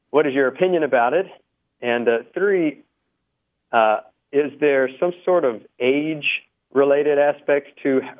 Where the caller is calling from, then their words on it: Denton, Texas, United States; I'm calling from Denton, Texas.